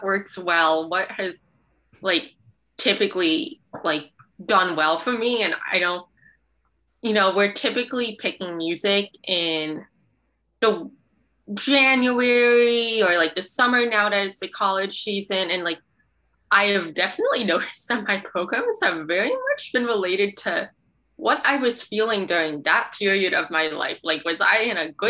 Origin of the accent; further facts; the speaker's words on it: New Jersey, United States; moved away as an adult; now in Boston, United States; I'm from New Jersey